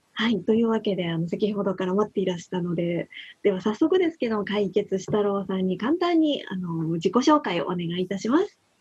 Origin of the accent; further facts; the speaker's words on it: Fukuoka, Japan; moved away; 私もね、あの福岡出身なんです。